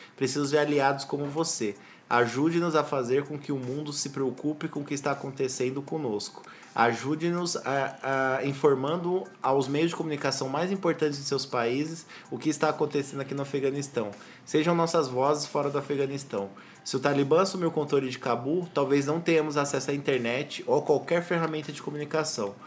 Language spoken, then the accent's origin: Portuguese; Brazil; A gente é brasileiro